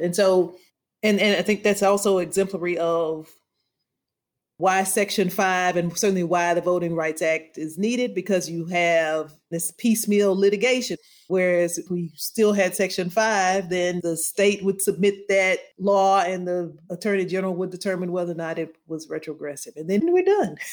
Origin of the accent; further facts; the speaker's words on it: Louisiana, United States; I grew up in Louisiana, I didn't go to the doctor. I was born at the charity hospital